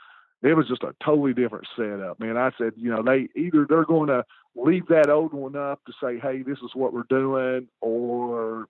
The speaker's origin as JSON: {"language": "English", "region": "East Tennessee", "country": "United States", "tie": "born or raised there", "said": "I grew up in East Tennessee."}